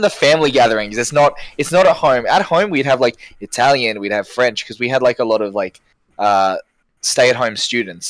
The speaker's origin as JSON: {"language": "English", "town": "Brisbane", "region": "Queensland", "country": "Australia", "tie": "born or raised there", "said": "I've born I've been born and raised in Brisbane my entire life."}